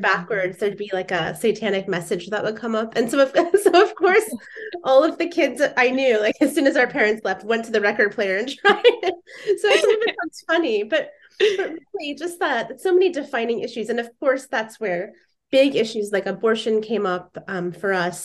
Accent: Indiana, United States; moved away as an adult; now in Seattle, United States; I grew up in Indiana, so I'm from the Midwest.

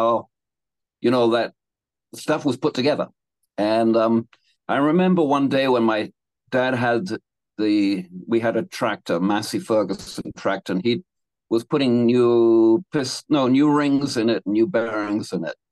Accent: England, United Kingdom; moved away as an adult; also born or lived in London / Canada; now in Hawaii, United States; I was born in London and I grew up in England on a little farm

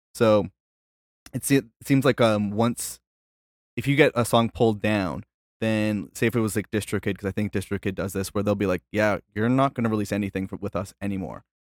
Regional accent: Canada; I'm from Canada

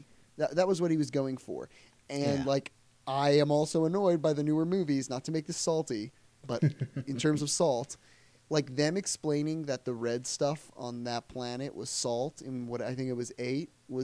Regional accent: United Kingdom; I could especially see, coming from being British

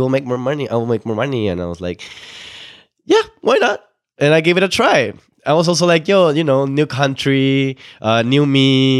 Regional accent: Mexico; moved away as an adult; also born or lived in Ottawa; now in Toronto, Canada; we're both from Mexico.

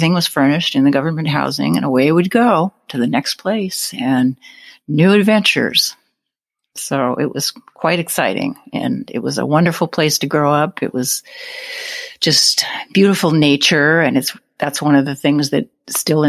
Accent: Alaska, United States; moved away; I was born and raised in the great state of Alaska

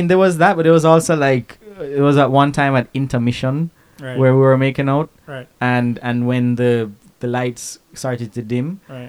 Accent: Jamaica; we're from Jamaica.

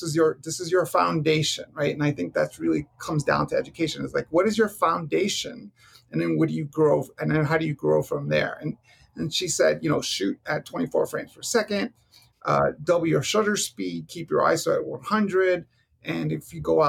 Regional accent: New York City, New York, United States; now in Arizona, United States; I grew up in Hell's Kitchen

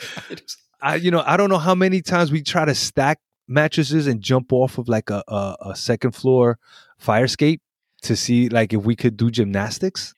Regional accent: New York City, New York, United States; also born or lived in Puerto Rico; a really good, uh, New York, uh, coming up story

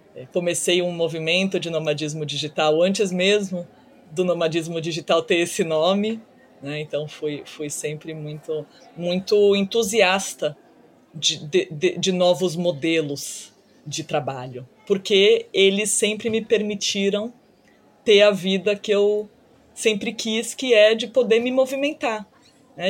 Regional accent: Brazil; moved away as an adult; also born or lived in United States / China; retornando ao Brasil aos 24 anos, eu acabei passando oito anos fora do Brasil, do início da faculdade

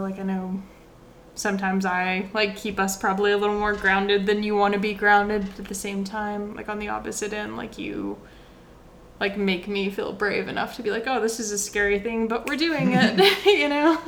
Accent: Tennessee, United States; also born or lived in Florida; I wasn't born in Tennessee. I was born in Florida, but we moved to Tennessee when I was so young. I don't even remember

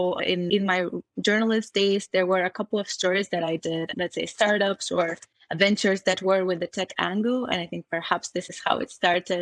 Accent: Sofia, Sofia City, Bulgaria; also born or lived in London; now in Berlin, Germany; I'm originally from Sofia, the capital of Bulgaria

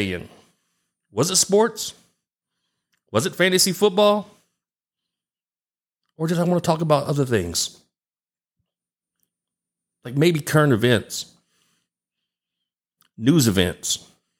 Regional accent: Galveston, Texas, United States; I'm from Galveston Island, which is on the Gulf Coast, about an hour south of Houston

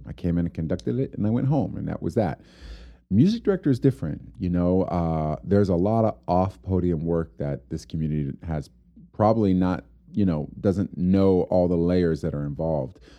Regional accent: Homestead, Florida, United States; now in Amarillo, United States; I grew up in Homestead, Florida

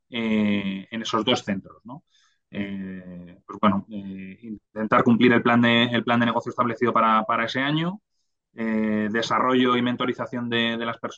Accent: Madrid, Community of Madrid, Spain; also born or lived in Granada; porque yo soy de Madrid

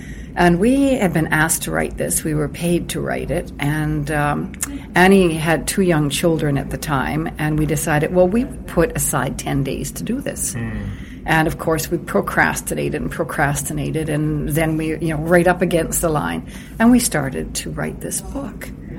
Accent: Toronto, Ontario, Canada; born there; also born or lived in Uranium City / Edmonton / British Columbia; I was born on Algonquin Island, just outside of Toronto

